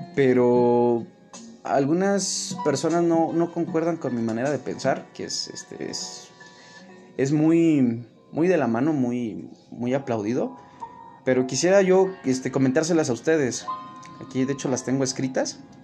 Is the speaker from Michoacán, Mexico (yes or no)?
no; Mexico City, Mexico; más que conocido como El Chilango